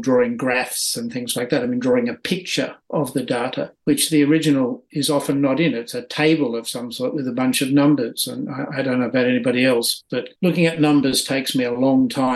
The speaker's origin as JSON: {"language": "English", "country": "Australia", "tie": "born or raised there", "moved": "as an adult", "lives_now": "Sweden", "said": "I spent the first 45 years in Australia."}